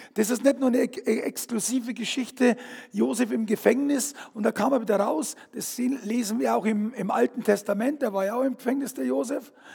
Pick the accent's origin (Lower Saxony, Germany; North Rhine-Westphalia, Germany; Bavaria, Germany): Bavaria, Germany; Fürstenfeldbruck; ich bin aufgewachsen, bin geboren in Fürstenfeldbruck